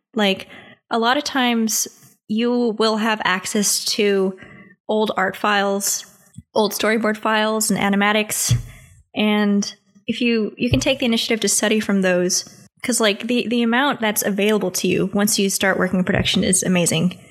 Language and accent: English; United States